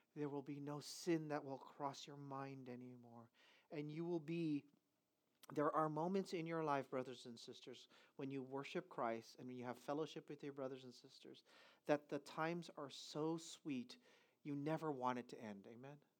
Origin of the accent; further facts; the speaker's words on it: United States; I'm an American